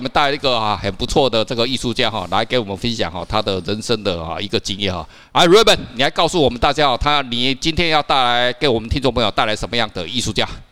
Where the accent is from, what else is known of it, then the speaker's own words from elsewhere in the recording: Taiwan; 我们台湾人